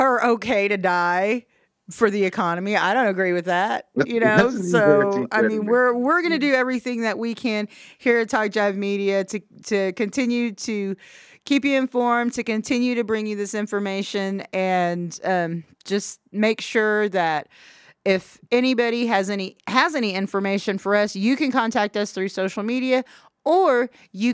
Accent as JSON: {"language": "English", "region": "Oklahoma", "country": "United States", "said": "being an Oklahoman"}